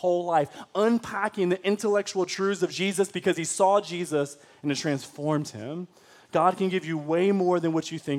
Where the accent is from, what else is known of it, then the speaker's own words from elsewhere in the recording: Detroit, Michigan, United States; I was from Detroit public school systems